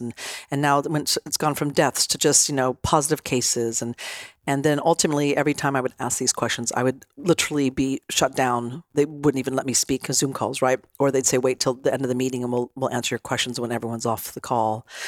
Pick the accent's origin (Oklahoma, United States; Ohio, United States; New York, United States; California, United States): California, United States; Nevada City; I'm from a tiny little town in Northern California called Nevada City. I was raised in Nevada County, California since I was four